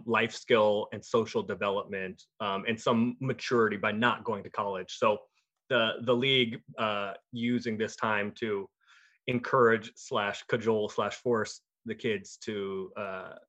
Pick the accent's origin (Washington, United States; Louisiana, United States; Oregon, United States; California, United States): Oregon, United States; Portland; I'm from Portland, and I am flying back to Portland from DC